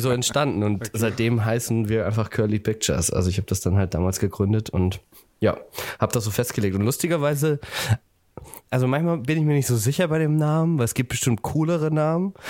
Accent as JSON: {"language": "German", "town": "Buxtehude", "region": "Lower Saxony", "country": "Germany", "moved": "yes", "lives_now": "Hamburg, Germany", "said": "ich komme äh, ursprünglich ah. aus Buxtehude tatsächlich"}